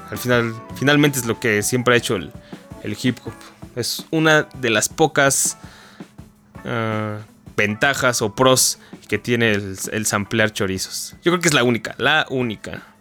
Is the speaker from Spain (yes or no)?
no; Michigan, United States; born there; yo lo escuchaba desde morro, yo nací en Michigan, entonces pues en la radio todo el día sonaba